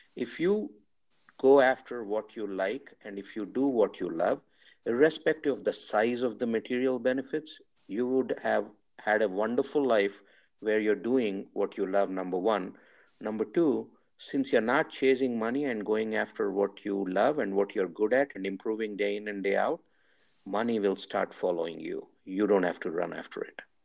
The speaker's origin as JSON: {"language": "English", "country": "India", "said": "I'm from India"}